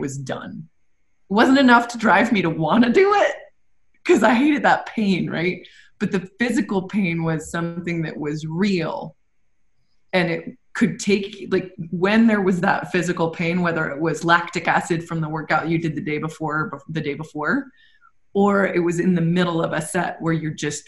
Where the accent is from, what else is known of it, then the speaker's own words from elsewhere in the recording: New England, United States; growing up in New England